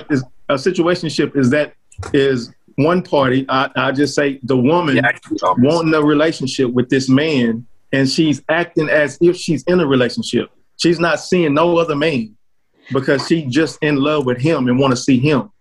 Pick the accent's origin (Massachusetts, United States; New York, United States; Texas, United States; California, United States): Texas, United States; Fort Worth; I'm from the DFW area, Fort Worth, Texas, to be exact